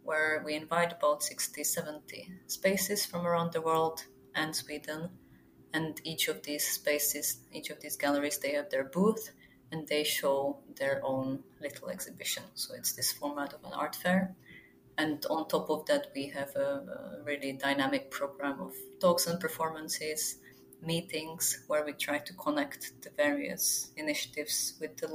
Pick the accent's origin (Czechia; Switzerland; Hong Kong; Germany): Czechia; Zlín, Zlín Region; English is a second language; I would really like to exhibit in my hometown, Zlin, which is in the eastern part of the country